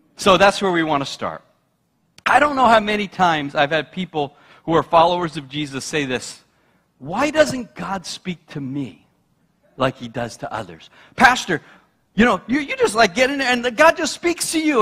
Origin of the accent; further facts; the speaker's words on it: New York, United States; now in New England, United States; I'm a New Yorker